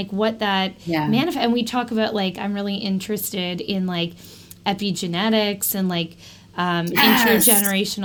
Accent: Canada

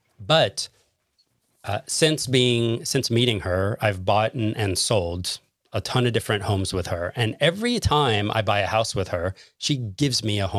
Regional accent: Los Angeles, California, United States; now in Chicago, United States; when I'm from Los Angeles, California, I currently live in Chicago.

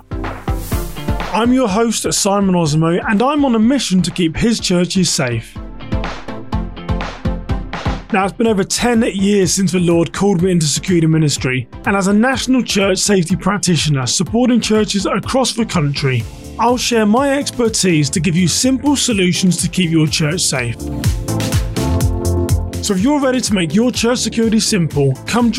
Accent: United Kingdom; now in United States; me being a Brit here in the US

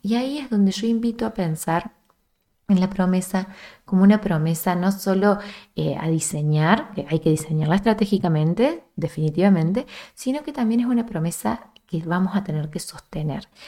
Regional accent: small town in central Córdoba province, Argentina; desde mi pueblo de origen, que es un pueblo muy chiquito en el centro de Argentina, en el centro de la provincia que está el centro, que es Córdoba

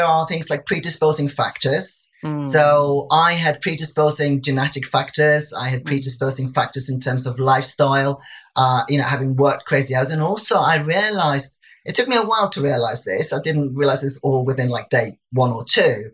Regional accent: Iceland; moved away as an adult; now in England, United Kingdom; I'd come over to England in 1999. Mm-hmm. I laugh about having arrived last century, yeah. because I'm originally from Iceland

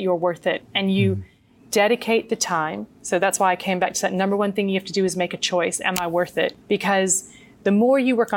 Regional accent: United States; as a child growing up in the States

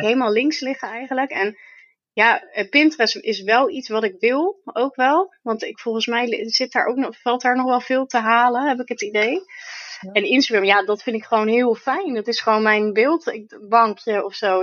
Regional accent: Vlaardingen, South Holland, Netherlands; in mijn geboortestad

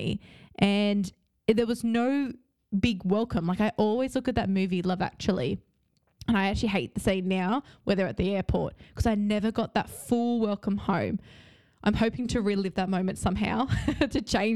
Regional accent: Australia; moved away as an adult; now in London, United Kingdom; being in Australia, which is strange because that's my hometown.

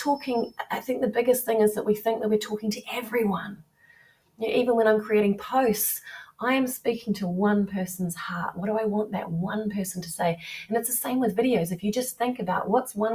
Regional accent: New Zealand; now in England; growing up in New Zealand and here being in England

